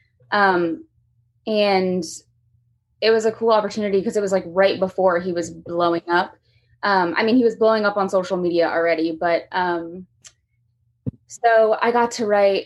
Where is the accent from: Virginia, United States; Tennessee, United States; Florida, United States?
Florida, United States; Lake Mary; moved away as an adult; now in Nashville, United States; I'm from Lake Mary, Florida. It's about 30 minutes from Orlando. So hot weather, not used to this kind of weather.